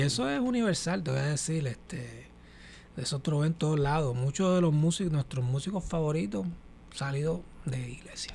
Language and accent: Spanish; San Juan, Puerto Rico; moved away as an adult; also born or lived in Villa Palmera / Carolina, Puerto Rico / Boston; now in New York, United States; Yo soy de, de aquí del área de Santurce. Mi familia, eh, toda mi familia es de residencial Lloren Torres. La familia de mi papá y mi mamá